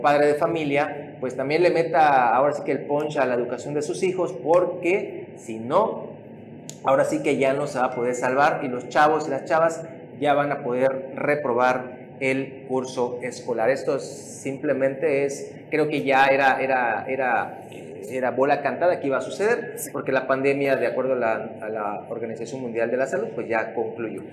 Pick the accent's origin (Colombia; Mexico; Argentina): Mexico; nos volvemos locos como mexicanos